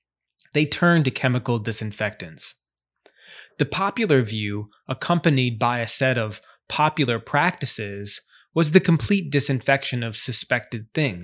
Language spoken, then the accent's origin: English; Charleston, South Carolina, United States; my hometown of Charleston, South Carolina.